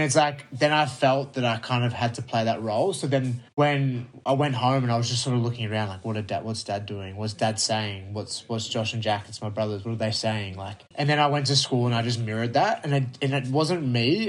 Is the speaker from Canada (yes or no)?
no; Melbourne, Victoria, Australia; I'm from Melbourne